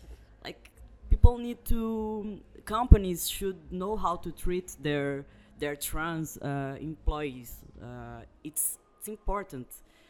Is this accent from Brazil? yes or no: yes; Brazil; moved away; I was born in Brazil, so I'm still only Brazilian. I'm not a citizen, an European citizen.